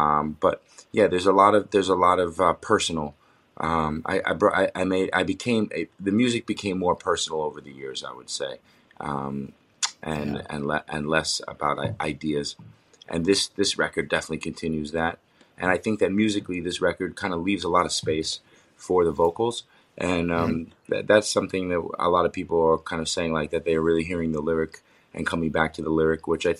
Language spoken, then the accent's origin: English; New York, United States; now in New Jersey, United States; even though I'm from New York and we live in New York, in New Jersey.